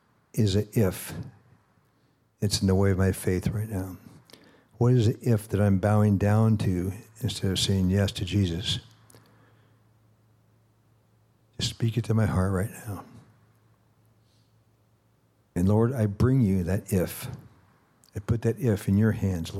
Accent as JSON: {"language": "English", "town": "Kansas City", "region": "Missouri", "country": "United States", "tie": "born or raised there", "said": "I'm from Kansas City."}